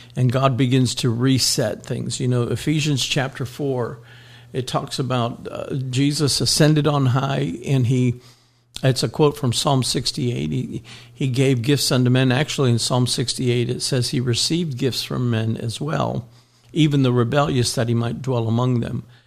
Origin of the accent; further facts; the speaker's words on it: Miami, Florida, United States; when I grew up in Miami